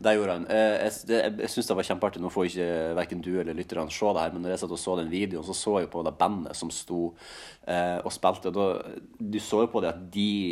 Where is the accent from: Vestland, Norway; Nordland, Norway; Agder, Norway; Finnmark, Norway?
Nordland, Norway; Sandnessjøen; now in Oslo, Norway; hjemme i Sandnessjøen